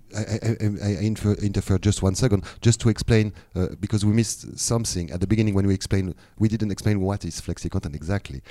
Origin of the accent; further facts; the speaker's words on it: France; now in Thailand; I'm coming from France originally, but now I'm living in Thailand